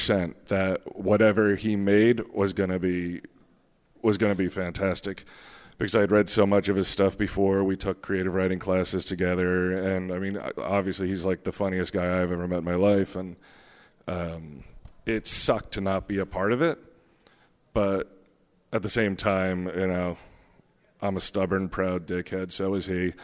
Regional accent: New Jersey, United States; me, …, and … are from the same town

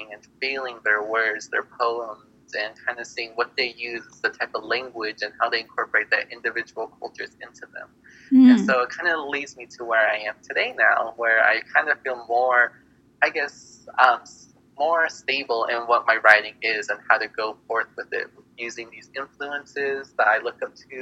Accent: New Mexico, United States; also born or lived in Navajo Nation; I'm from New Mexico

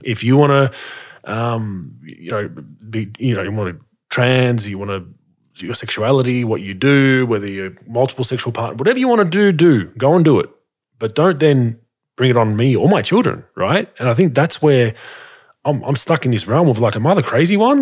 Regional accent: Australia; as an Australian

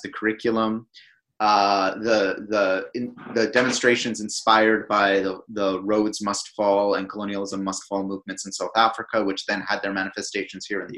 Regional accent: Canada; now in United Kingdom; In my home country of Canada

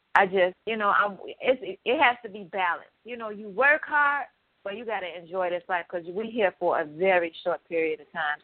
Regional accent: Chicago, Illinois, United States; young black women growing up in Chicago

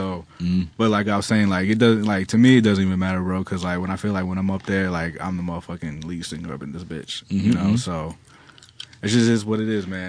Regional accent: Arizona, United States; moved away as an adult; also born or lived in New York; I'm from Arizona, so like I basically like I packed up and I moved from Arizona to New York to work with ….

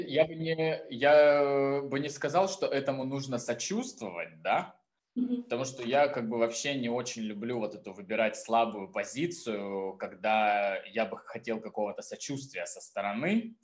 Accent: Taganrog, Rostov Oblast, Russia; also born or lived in Moscow / Saint Petersburg / Florence; now in Tbilisi, Georgia; я родился в Таганроге

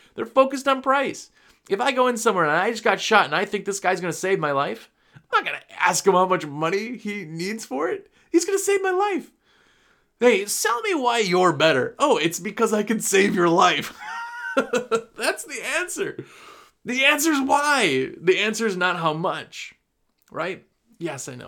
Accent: Wisconsin, United States; also born or lived in New Jersey; I'm from Wisconsin

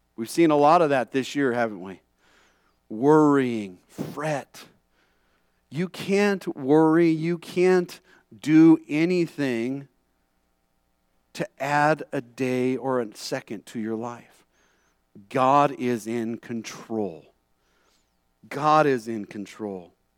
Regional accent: California, United States; moved away; growing up in California

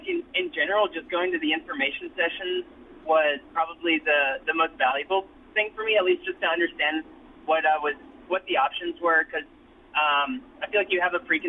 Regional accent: Tennessee, United States; also born or lived in Germany; So I grew up in Germany for about half of my childhood before I moved back to the States and lived in rural Tennessee for the rest of my childhood.

